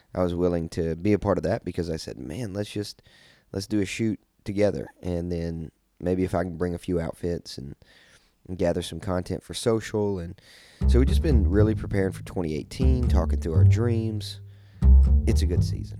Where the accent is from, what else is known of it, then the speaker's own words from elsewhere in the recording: Kentucky, United States; I'm from Kentucky, so we would always sled